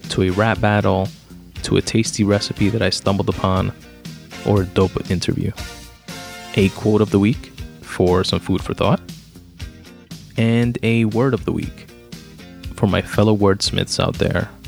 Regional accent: New York City, New York, United States; I was born in Brooklyn, grew up in Queens

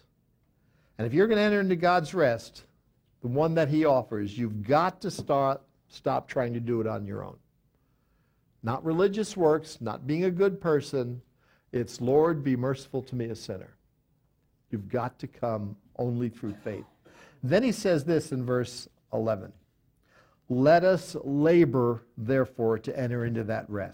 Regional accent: outside of New York City, United States; I grew up outside of New York City

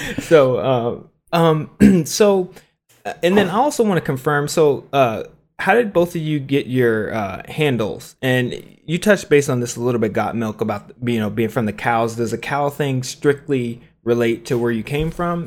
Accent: Cincinnati, Ohio, United States; I'm from Cincinnati, I'm from the city

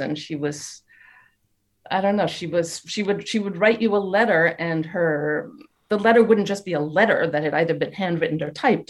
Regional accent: United States; moved away as an adult; now in France; I'm American. My husband's French, mm-hmm. but I've been living in France for 31 years now.

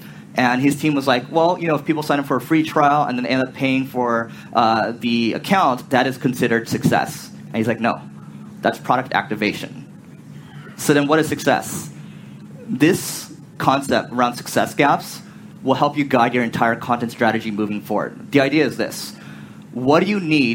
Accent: United States; I'm from America

